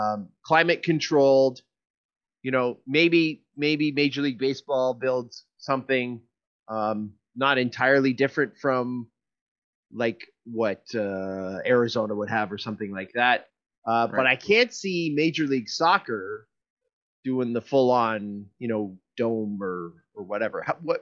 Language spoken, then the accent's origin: English; Canada; as a Northerner, in Canada